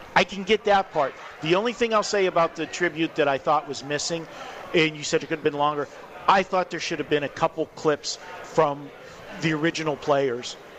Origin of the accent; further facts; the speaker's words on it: Pittsburgh, Pennsylvania, United States; now in Las Vegas, United States; I'm from Pittsburgh